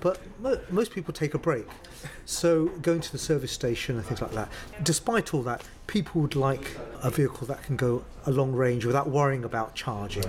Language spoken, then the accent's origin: English; London, United Kingdom; I grew up in a place called Crouch End.